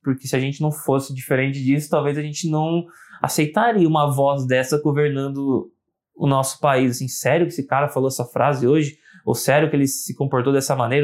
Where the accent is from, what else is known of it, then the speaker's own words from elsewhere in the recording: Brazil; eu, como brasileiro